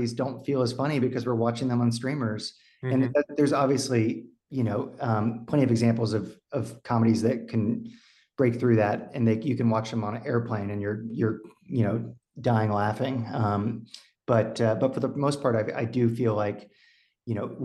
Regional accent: Texas, United States; moved away as an adult; also born or lived in Austin, Texas; now in Los Angeles, United States; I was born and raised in Texas, but I live

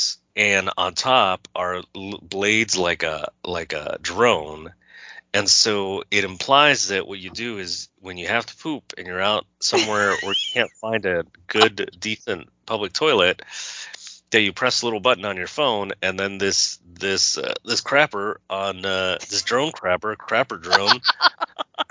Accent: California, United States; moved away as an adult; also born or lived in New York

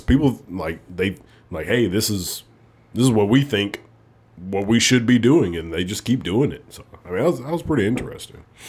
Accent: Alabama, United States; moved away as an adult; also born or lived in North Dakota; I'm from Alabama.

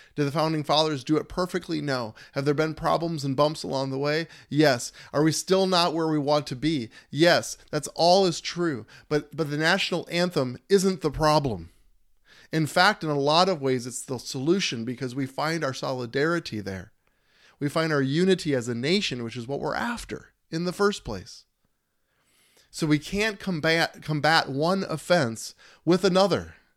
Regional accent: United States; We are American citizens all together

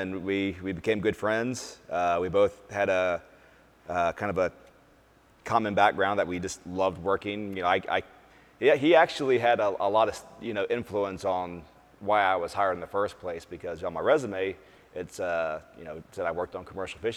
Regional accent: Dayton, Ohio, United States; also born or lived in Alaska / Columbus, Ohio; now in Dallas, United States; I grew up in the Dayton area

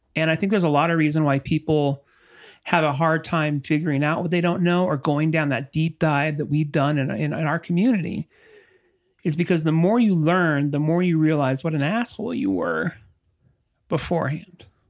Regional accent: La Habra, California, United States; moved away; also born or lived in Utah / Colorado; Growing up in La Habra

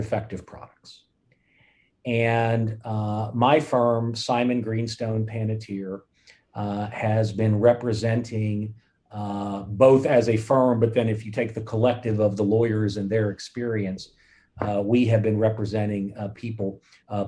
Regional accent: Fort Worth, Texas, United States; moved away as an adult; also born or lived in upstate New York; I grew up in Fort Worth, Texas.

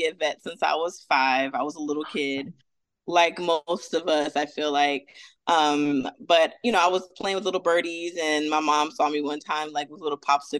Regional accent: Atlanta, Georgia, United States; also born or lived in Fort Bragg, North Carolina; now in Orlando, United States; So I'm originally from, I say Atlanta because that's where I was raised

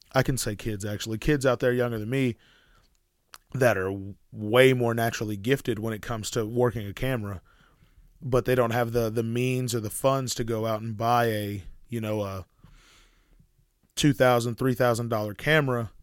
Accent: Sherman, Denison, Grayson County, Texas, United States; we're from Sherman, Denison, Grayson County area

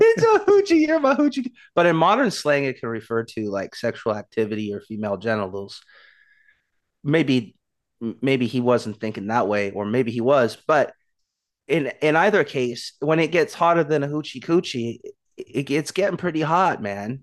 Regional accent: Portland, Oregon, United States; my hometown, Portland, Oregon

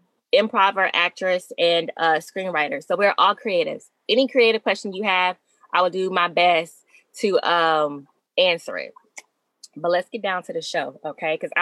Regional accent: Arkansas, United States; I'm from Arkansas

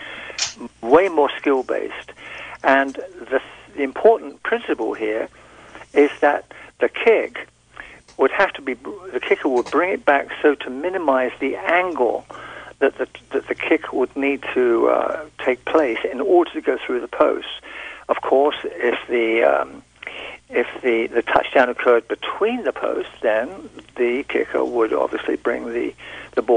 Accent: England, United Kingdom; I'm from the British Empire, from England, British Isles

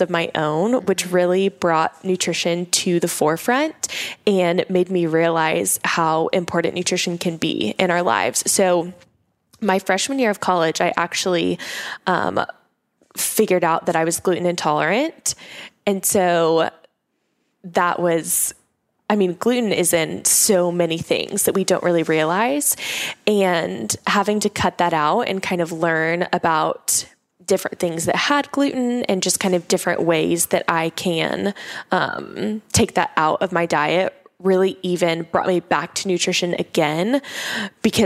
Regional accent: Oklahoma, United States; I grew up in Oklahoma. So that's where I'm originally from

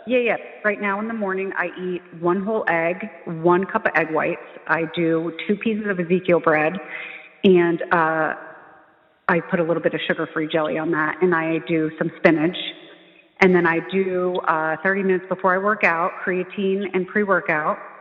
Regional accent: New Jersey, United States; I'm from New Jersey.

